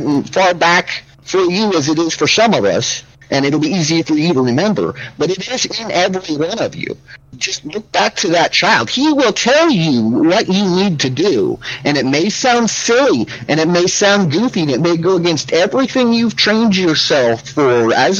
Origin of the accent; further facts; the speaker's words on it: Milton-Freewater, Oregon, United States; moved away; that was what I considered to be my hometown